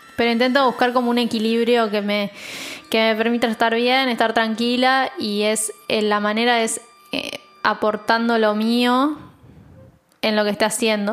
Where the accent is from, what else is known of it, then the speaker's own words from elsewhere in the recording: San Nicolás de los Arroyos, Buenos Aires Province, Argentina; moved away as an adult; now in Buenos Aires, Argentina; yo soy del interior, de San Nicolás, y me vine a los 18 a ir acá